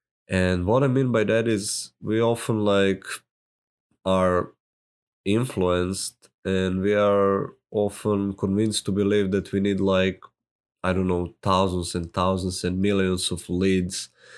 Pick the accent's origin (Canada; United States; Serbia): Serbia; accent: Serbian; English is a second language; my Serbian accent might be funny to you. I say pizza, so deal with it.